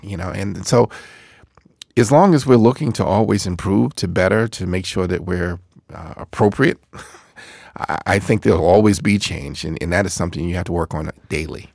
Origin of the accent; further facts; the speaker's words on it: Boston, Massachusetts, United States; I grew up in Boston